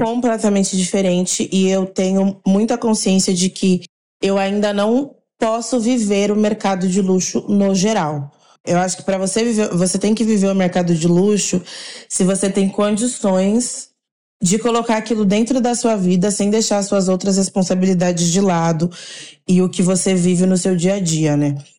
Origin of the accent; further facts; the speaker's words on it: Caxambu, Minas Gerais, Brazil; E sou nascida em Caxambu